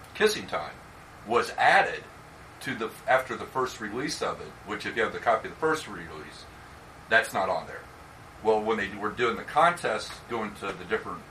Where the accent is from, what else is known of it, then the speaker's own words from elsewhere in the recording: Central Illinois, United States; moved away; I grew up in Central Illinois